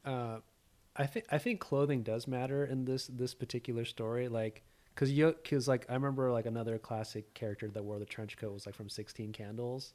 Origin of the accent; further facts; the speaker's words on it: Orange County, California, United States; I grew up in Orange County. So, like, the O C